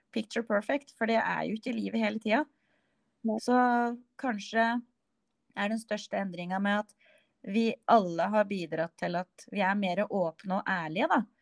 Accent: Innlandet, Norway; Jeg kommer jo fra Østerdalen

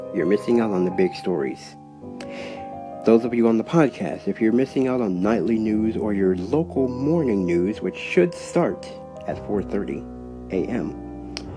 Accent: Cleveland, Ohio, United States; moved away; The reason for the 216 is because I'm originally from Cleveland

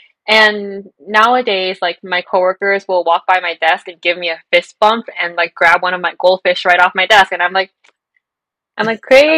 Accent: United States; I grew up in America, but I'm ethnically, like, Chinese.

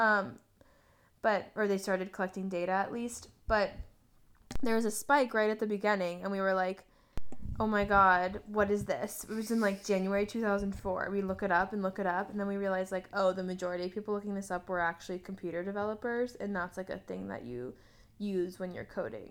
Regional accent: United States; as an American

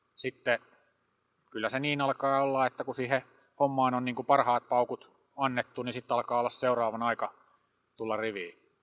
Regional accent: Hollola, Päijät-Häme, Finland; meillä Hollolassa

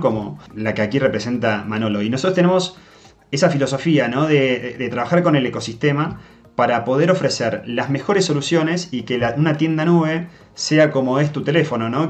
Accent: Argentina; accent: Argentine; moved away; por si todavía no se notó de mi acento, yo soy nacido en Argentina

